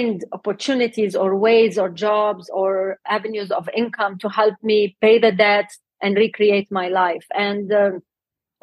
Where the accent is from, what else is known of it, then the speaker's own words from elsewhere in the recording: Lebanon; moved away as an adult; now in Dubai, United Arab Emirates; So actually, I was born and raised in Lebanon, but during the war